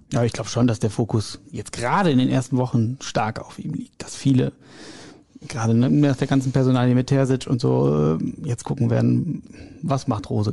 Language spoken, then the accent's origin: German; Ahlen, North Rhine-Westphalia, Germany; Ich bin äh, gebürtiger Ahlener